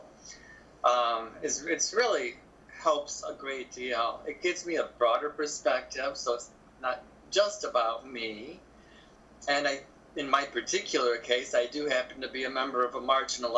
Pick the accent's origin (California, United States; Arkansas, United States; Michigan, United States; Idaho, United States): Michigan, United States; southern; now in Chicago, United States; it's no worse than what we had in southern Michigan.